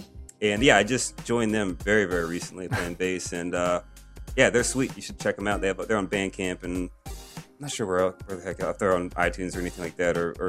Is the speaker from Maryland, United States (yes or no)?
yes; Baltimore, Maryland, United States; I'm from Baltimore.